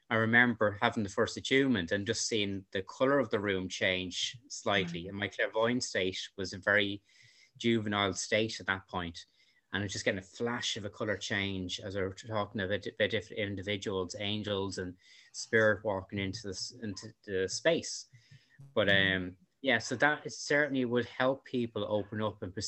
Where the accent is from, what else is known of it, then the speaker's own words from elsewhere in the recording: Dublin, Leinster, Ireland; I'm from Dublin